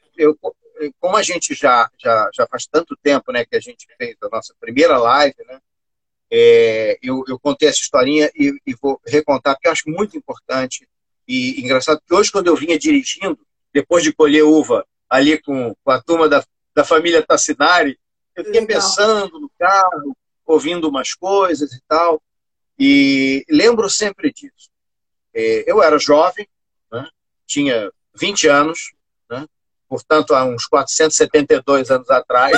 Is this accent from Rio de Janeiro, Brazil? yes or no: yes; Rio de Janeiro, Brazil; na minha terra, na minha terra aqui no Recreio dos Bandeirantes